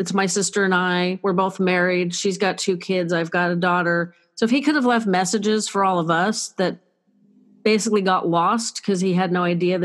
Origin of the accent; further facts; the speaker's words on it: Northern California, United States; I'm from Northern California.